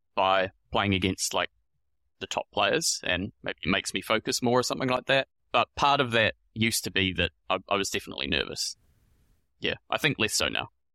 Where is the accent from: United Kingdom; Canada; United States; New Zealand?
New Zealand; moved away as an adult; also born or lived in Melbourne, Australia; now in Sydney, Australia; I'm from New Zealand originally, and I moved here to Australia in twenty eighteen